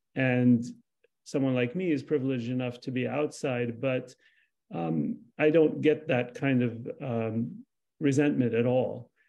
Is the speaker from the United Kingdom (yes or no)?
no; Lebanon; I'm Palestinian. I was born in Lebanon. I'm a second generation refugee